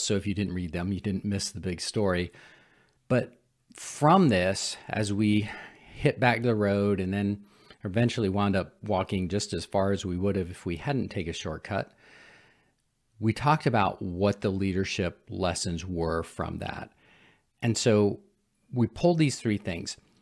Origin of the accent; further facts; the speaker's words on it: San Francisco, California, United States; I'm a city boy. I grew up in San Francisco